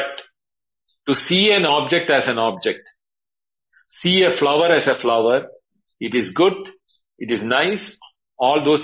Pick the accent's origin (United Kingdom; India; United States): India; Kerala; I'm from Kerala